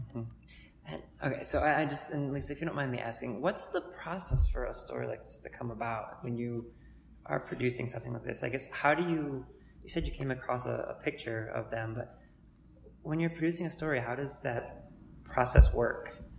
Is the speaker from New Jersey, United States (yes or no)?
no; Cleveland, Ohio, United States; I grew up in Cleveland as well. I'm a, I'm a you know native